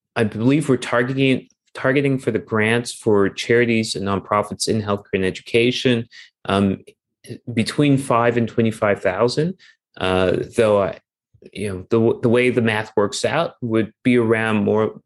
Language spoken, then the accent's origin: English; Toronto, Ontario, Canada; moved away as an adult; also born or lived in United States / Europe / South America; I'm originally from Toronto, so I'm from Toronto.